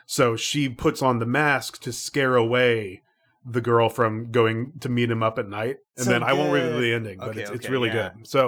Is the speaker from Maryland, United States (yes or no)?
no; Orlando, Florida, United States; I grew up in Central Florida. And there is a very famous city there called Orlando. So Orlando. I was very, very close to Orlando for a lot of my life.